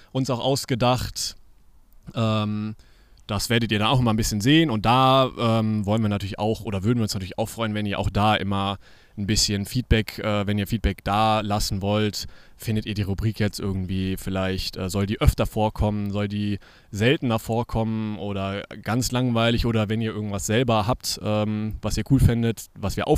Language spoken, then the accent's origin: German; Cologne, North Rhine-Westphalia, Germany; da war man so als Kind, als Kölner zumindest, immer mit seinen Eltern einen Ausflug irgendwie hingemacht.